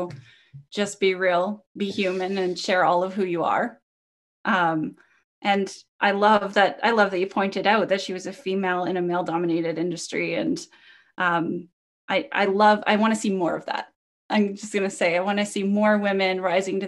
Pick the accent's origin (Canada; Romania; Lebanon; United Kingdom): Canada; I'm Canadian